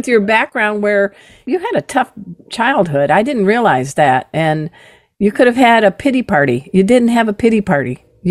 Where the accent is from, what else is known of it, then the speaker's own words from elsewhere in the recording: Crown Point, Indiana, United States; I grew up near Chicago in Crown Point, Indiana